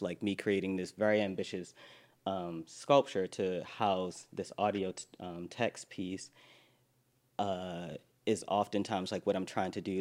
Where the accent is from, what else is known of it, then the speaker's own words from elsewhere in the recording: Baltimore, Maryland, United States; moved away as an adult; also born or lived in New York; I'm from Baltimore. I, I, lived in New York for the last 10 years